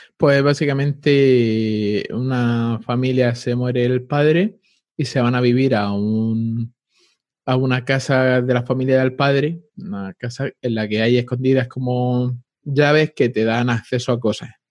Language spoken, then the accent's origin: Spanish; Spain; así somos los españoles